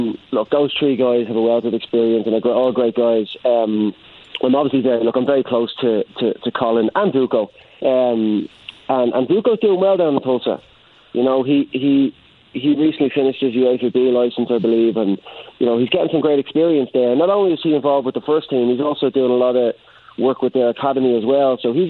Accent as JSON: {"language": "English", "country": "Ireland", "moved": "yes", "lives_now": "Indianapolis, United States", "said": "When I came over from Ireland, jumping off the plane into Indianapolis, I genuinely didn't know what to expect."}